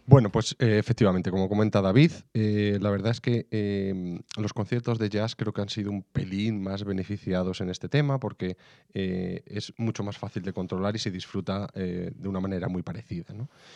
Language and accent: Spanish; Salamanca, Castile and León, Spain; yo soy de Salamanca